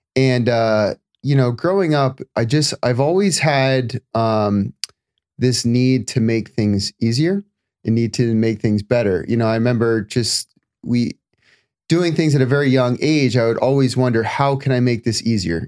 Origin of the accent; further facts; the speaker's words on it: Florida, United States; moved away as an adult; also born or lived in California; now in Los Angeles, United States; I spent, uh, the first twenty-five, twenty-seven years in Florida